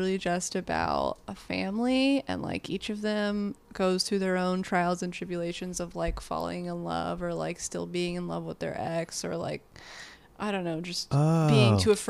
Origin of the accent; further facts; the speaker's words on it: Virginia, United States; I'm also from Virginia